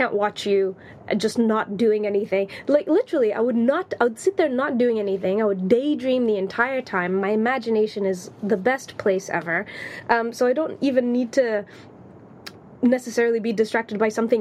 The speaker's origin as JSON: {"language": "English", "country": "Tanzania", "tie": "born or raised there", "also_born_or_lived": "Latvia", "accent": "American", "moved": "yes", "lives_now": "London, United Kingdom", "said": "growing up in Tanzania."}